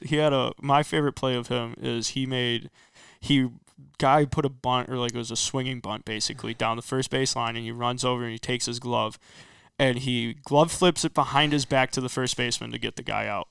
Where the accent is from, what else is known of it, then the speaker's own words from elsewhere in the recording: Rockford, Illinois, United States; also born or lived in Winnebago; I'm originally from Rockford. I ended up moving out to Winnebago, my freshman year of high school.